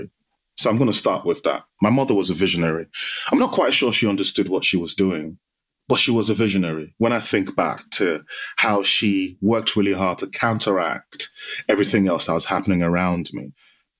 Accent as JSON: {"language": "English", "country": "Nigeria", "tie": "born or raised there", "moved": "yes", "lives_now": "United Kingdom", "said": "My childhood, I grew up in Nigeria. So I spent half my life in Nigeria, and it was a typical Nigerian Yoruba household."}